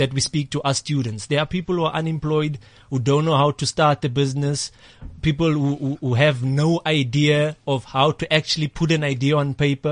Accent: Eastern Cape, South Africa; moved away; I come from the Eastern Cape

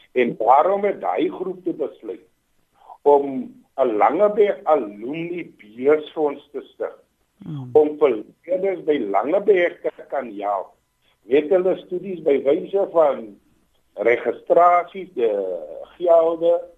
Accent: Bonnievale, Western Cape, South Africa; terug in my tuisdorp as die wijkraadslid hier so in Bonnievale

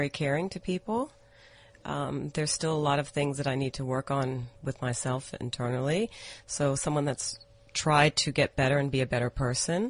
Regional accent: Atlanta, Georgia, United States; moved away as an adult; now in South Africa; I was actually born and raised in America. I grew up in Atlanta, Georgia.

